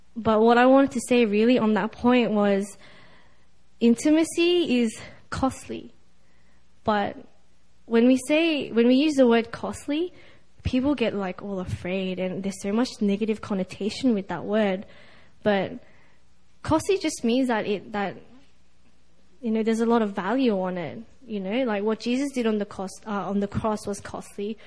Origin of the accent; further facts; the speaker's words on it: Sydney, New South Wales, Australia; I'm from Sydney, Australia.